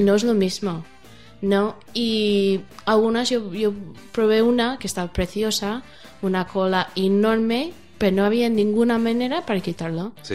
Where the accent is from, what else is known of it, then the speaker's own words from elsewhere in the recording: United States; Spanish is a second language; moved away as an adult; also born or lived in Germany; now in Spain; soy americana